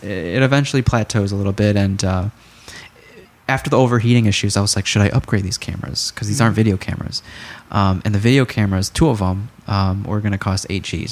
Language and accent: English; Chicago, Illinois, United States; as a Chicagoan